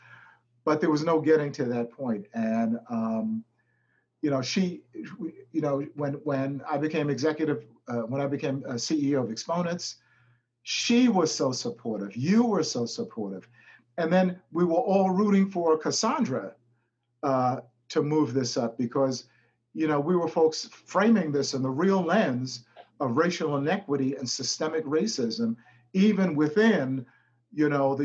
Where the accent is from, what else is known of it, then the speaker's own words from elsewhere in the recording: New York City, New York, United States; born and raised in Brownsville